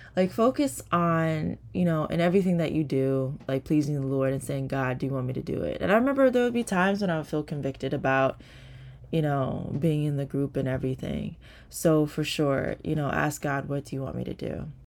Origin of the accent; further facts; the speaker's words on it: New Jersey, United States; I'm from New Jersey